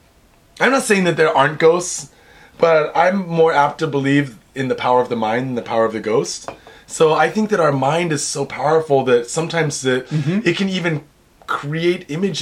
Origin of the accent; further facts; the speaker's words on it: Pacific Northwest, United States; I grew up in the Northwest where you can pick mushrooms like out in the wild, right?